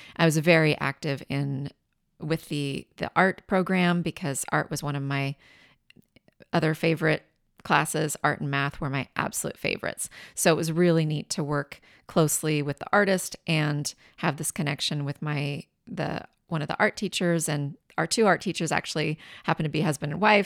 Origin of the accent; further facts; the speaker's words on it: Richland, Washington, United States; also born or lived in Tacoma; I grew up in Richland